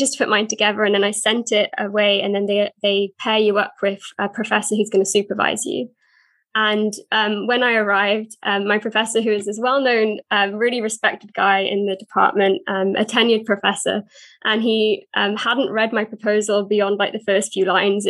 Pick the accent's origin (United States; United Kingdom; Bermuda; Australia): United Kingdom; South Wales; I'm from South Wales and I work for a church here